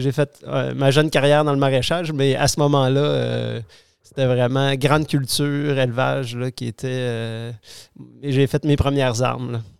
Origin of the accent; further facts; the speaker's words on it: Quebec City, Quebec, Canada; je, suis né à Québec, j'ai grandi à Québec, j'ai fait mes études de primaire, secondaire, collégiale et universitaire dans, la ville de Québec